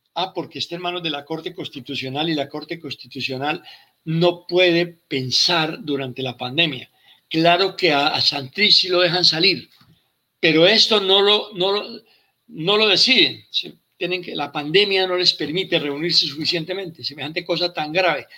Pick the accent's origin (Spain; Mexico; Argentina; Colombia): Colombia; Yo me siento como colombiano y como militar